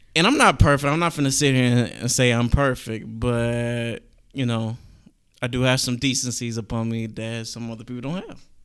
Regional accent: Galveston County, Texas, United States; I am from Galveston County

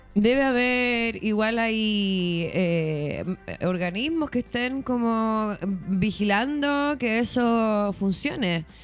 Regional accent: Chile; somos los chilenos y las chilenas

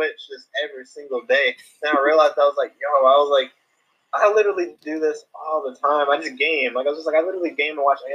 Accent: Atlanta, Georgia, United States; I'm from Atlanta, Georgia, and I'm a professional manga artist.

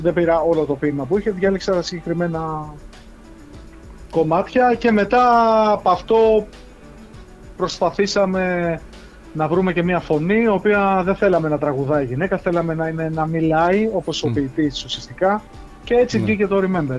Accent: North Euboea, Central Greece, Greece; moved away; στο χωριό μου πάνω στη Βόρεια Ευεία

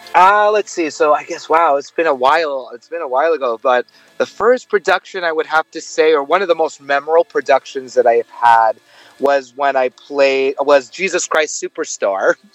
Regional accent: New York City, New York, United States; moved away as an adult; now in Los Angeles, United States; I am actually born and raised in New York, but I live in Los Angeles

